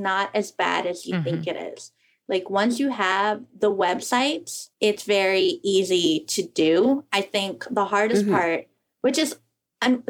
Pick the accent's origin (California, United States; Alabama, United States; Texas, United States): Texas, United States; I grew up in Texas